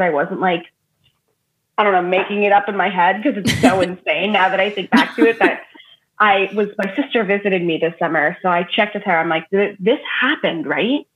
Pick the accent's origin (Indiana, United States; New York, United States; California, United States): New York, United States; Long Island; But I grew up on Long Island in New York